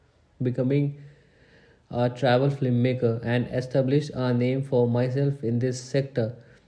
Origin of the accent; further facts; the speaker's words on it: Purnia, Bihar, India; My hometown is Purnia, Bihar, and I am 19 years old.